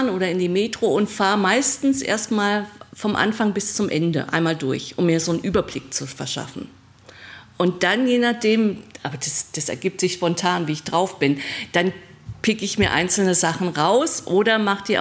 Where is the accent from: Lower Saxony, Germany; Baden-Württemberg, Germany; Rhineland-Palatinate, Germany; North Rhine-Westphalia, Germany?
Rhineland-Palatinate, Germany; Trier; in Trier, also in meiner Heimatgegend, wo ich herkomme.